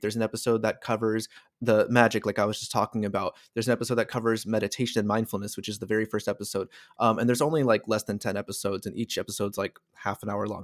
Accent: California, United States; our own state of California

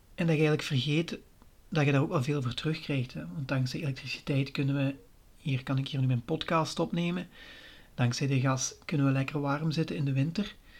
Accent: Limburg, Flanders, Belgium; accent: Limburg; ik woon in Limburg. Daar zult je misschien al wel horen aan mijn accent.

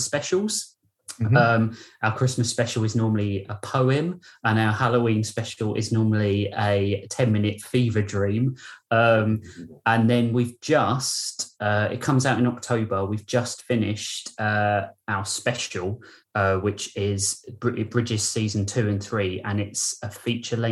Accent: United Kingdom; I'm a Brit.

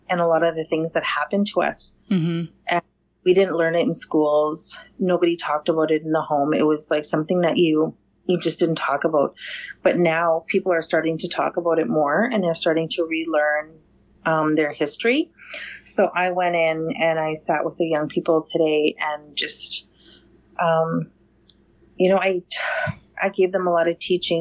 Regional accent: Grand Rapids, Manitoba, Canada; I come from the Missipaistic Cree Nation, and that is the English name is Grand Rapids First Nation. And it's a small community of about 1,200 in northern Manitoba, Canada

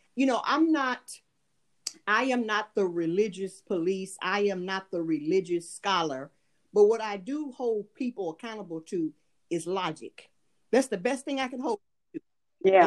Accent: United States; moved away; I am an American, however, um, I do live abroad and have lived abroad for years.

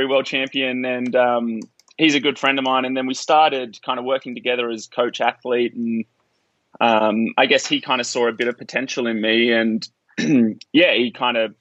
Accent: Australia; now in Boulder, United States; growing up as an Australian

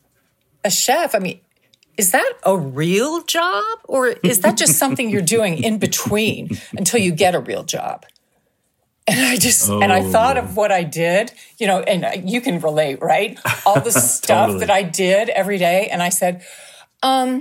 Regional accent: Canada; moved away as an adult; also born or lived in Toronto / Texas; now in United States; being Canadian, I had taken French in school

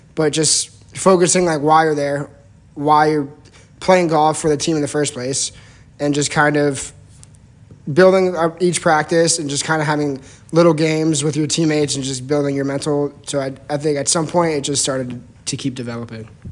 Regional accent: New Jersey, United States; I'm from New Jersey.

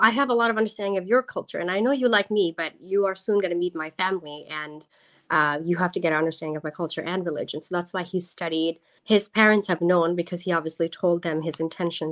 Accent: New York, United States; also born or lived in Bangladesh; I am born in Bangladesh, but I am American. I moved to New York when I was about 1 year old. So I have lived here my whole life.

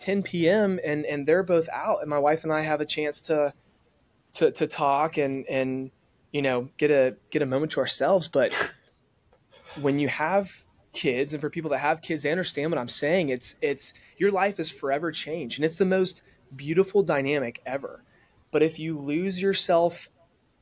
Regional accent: the South, United States; growing up in the South

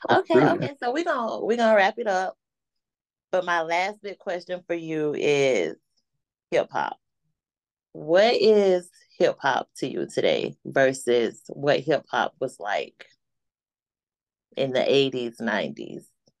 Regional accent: the South, United States; I am from the South

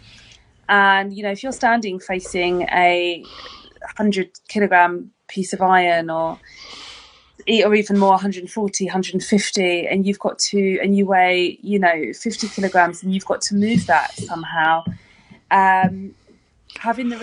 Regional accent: London, United Kingdom; now in Brighton, United Kingdom; I am actually from London originally. I'm from East London, and the secondary school that I attended

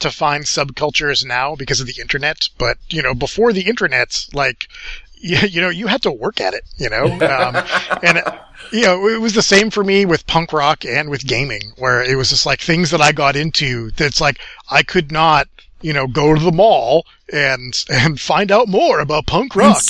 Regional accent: Peabody, Massachusetts, United States; I grew up outside of Boston in a suburb called Peabody.

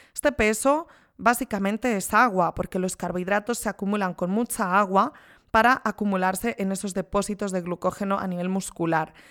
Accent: Spain; Soy de España

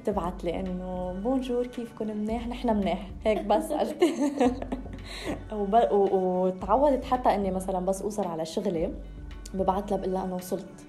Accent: Lebanon; أنا من لبنان

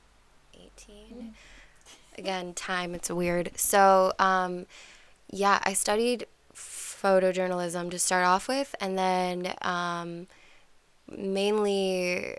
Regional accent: Cleveland Heights, Ohio, United States; I grew up in Cleveland Heights, and I now live on the West Side

